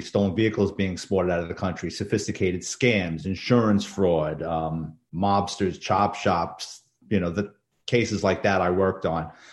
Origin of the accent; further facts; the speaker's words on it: New York City, New York, United States; I grew up in the Bronx, um, New York City kid